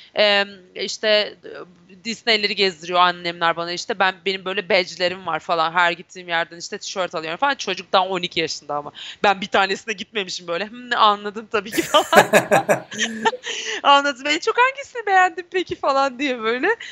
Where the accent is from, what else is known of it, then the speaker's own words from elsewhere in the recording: Turkey; ben Türk'üm.